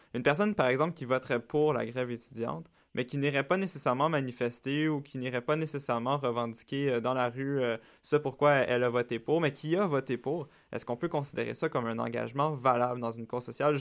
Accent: Quebec, Canada; ici chez nous au Québec

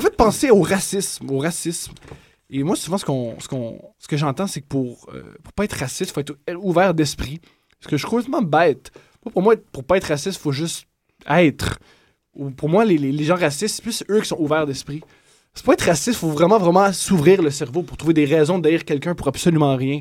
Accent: Quebec, Canada; je suis à Sainte-Martine, je suis québécois

